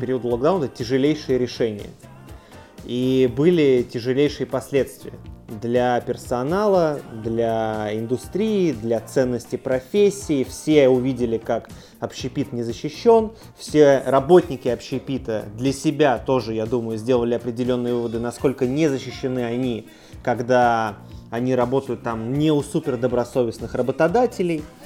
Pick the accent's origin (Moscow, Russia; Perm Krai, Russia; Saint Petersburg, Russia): Saint Petersburg, Russia; мы питерцы